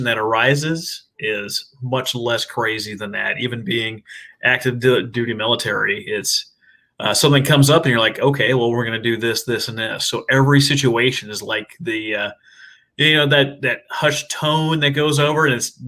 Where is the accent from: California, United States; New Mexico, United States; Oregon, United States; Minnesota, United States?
Minnesota, United States; moved away as an adult; now in Oklahoma, United States; I'm originally from Minnesota. I'm an Okie transplant.